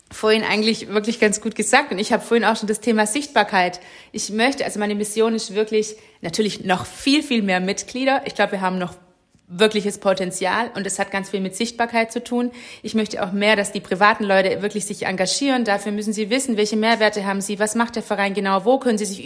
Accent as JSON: {"language": "German", "town": "Winnenden", "region": "Baden-Württemberg", "country": "Germany", "tie": "born or raised there", "said": "Tatsächlich erinnert mich Herrenberg auch voll an meine Heimatstadt Winnenden."}